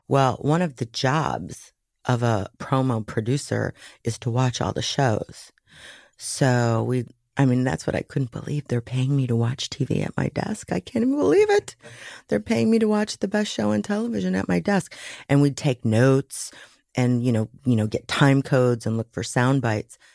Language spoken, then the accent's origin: English; Waukegan, Illinois, United States; also born or lived in Dallas; I was raised Catholic in Waukegan, Illinois